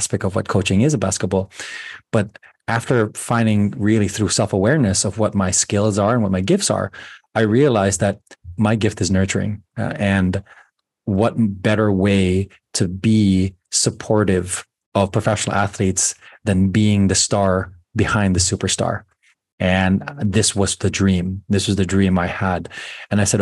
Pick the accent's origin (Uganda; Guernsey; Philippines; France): Philippines; moved away; growing up in the Philippines